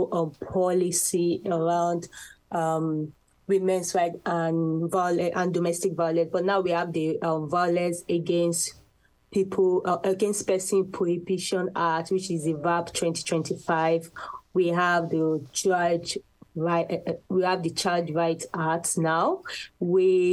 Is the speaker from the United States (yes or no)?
no; Nigeria; I am from Nigeria, Africa